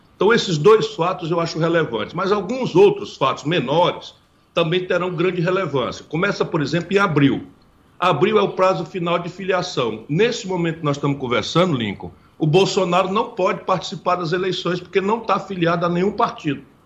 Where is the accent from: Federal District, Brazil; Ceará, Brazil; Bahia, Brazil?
Ceará, Brazil; also born or lived in Pindamonhangaba, São Paulo; Eu nasci em Pindamonhangaba, no interior de São Paulo, embora tenha sido criado no Ceará